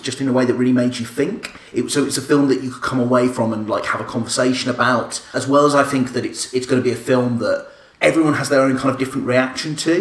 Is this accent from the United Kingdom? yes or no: yes; United Kingdom; I'm British and I love being British.